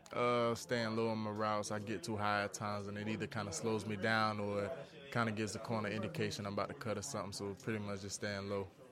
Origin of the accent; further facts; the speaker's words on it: South Carolina, United States; moved away as an adult; also born or lived in Tallahassee, Florida; now in Cincinnati, United States; I grew up in South Carolina